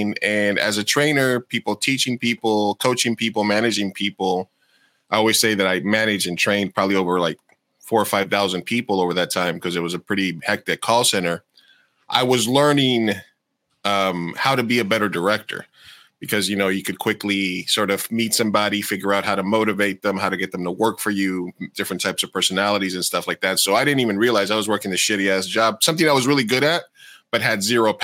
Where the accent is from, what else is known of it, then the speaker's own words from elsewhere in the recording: New York, United States; when I was growing up in New York